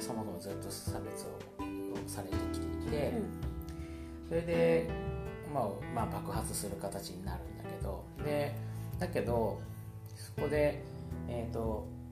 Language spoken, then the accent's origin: Japanese; Nagoya, Aichi, Japan; moved away; 僕がたまたま地元の名古屋に帰省中なので